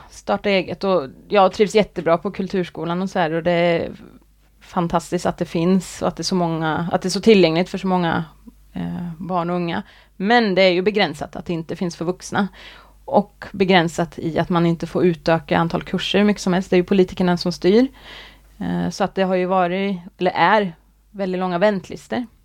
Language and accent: Swedish; Värmland, Sweden; also born or lived in Gothenburg; now in Kungälv, Sweden; Jag är från Värmland.